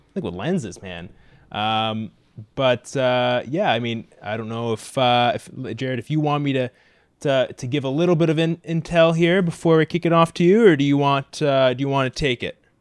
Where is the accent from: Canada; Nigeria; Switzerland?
Canada; Mississauga, Ontario; I grew up in Mississauga